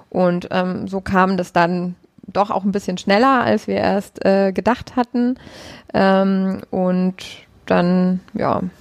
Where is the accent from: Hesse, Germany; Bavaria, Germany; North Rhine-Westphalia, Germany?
Bavaria, Germany; Munich; weil ich bin ja Münchnerin